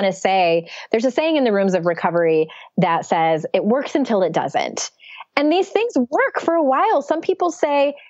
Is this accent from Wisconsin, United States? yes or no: no; San Diego, California, United States; moved away; I went back to my hometown of San Diego